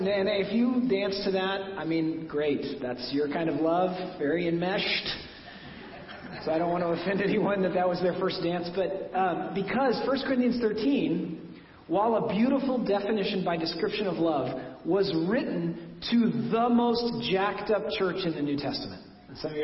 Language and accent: English; Oklahoma, United States; moved away; my home state of Oklahoma